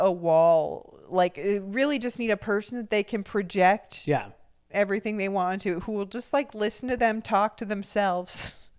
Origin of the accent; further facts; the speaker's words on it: Orange County, California, United States; maybe that was just where I grew up in Orange County.